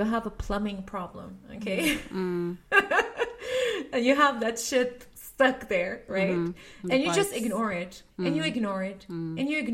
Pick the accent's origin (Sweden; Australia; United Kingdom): Sweden; also born or lived in Lebanon; I'm born in Lebanon, but I grew up in Sweden.